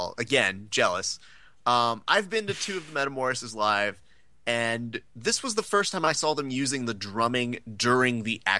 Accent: Hacienda Heights, California, United States; I grew up in Hacienda Heights.

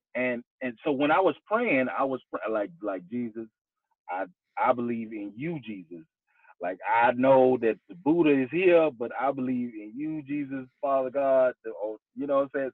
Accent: Houston, Texas, United States; I grew up in Houston, Texas

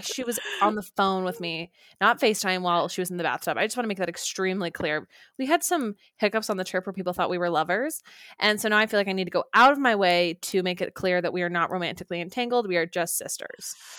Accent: Orem, Utah, United States; moved away; I flew home to Orem, Utah

